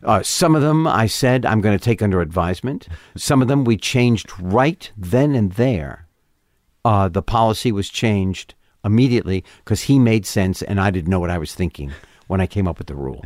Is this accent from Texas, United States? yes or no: no; New York City, New York, United States; moved away as an adult; I grew up in Manhattan, so, West Side